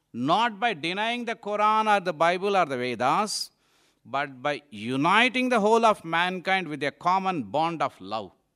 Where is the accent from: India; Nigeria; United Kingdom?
India; also born or lived in Malaysia; it is our country